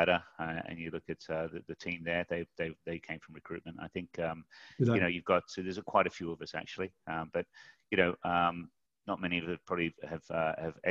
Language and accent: English; Mudgee, New South Wales, Australia; moved away as an adult; also born or lived in Tunbridge Wells; I left Mudgee, went to a place called Tunbridge Wells